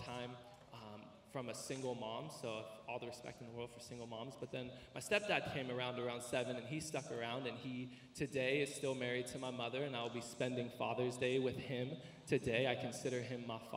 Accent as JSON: {"language": "English", "town": "Riverside", "region": "California", "country": "United States", "tie": "born or raised there", "also_born_or_lived": "East Los Angeles", "said": "I was born in East LA, and I was raised in East Riverside"}